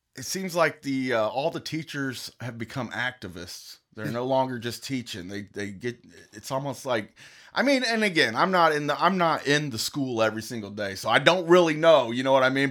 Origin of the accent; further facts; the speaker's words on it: United States; I'm just an American.